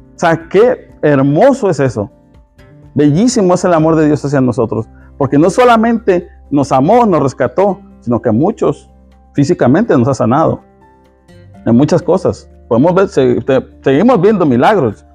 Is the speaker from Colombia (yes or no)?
no; Mexico; yo como mexicano